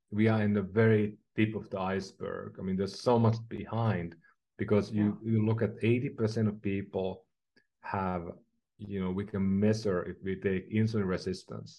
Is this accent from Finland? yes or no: yes; Finland; now in San Francisco, United States; I'm from Finland